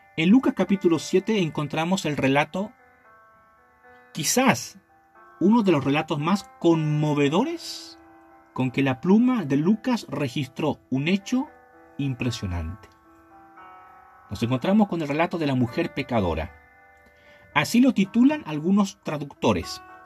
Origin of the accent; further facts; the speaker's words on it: Chile; also born or lived in La Calera; en mi país, en mi hermoso país llamado Chile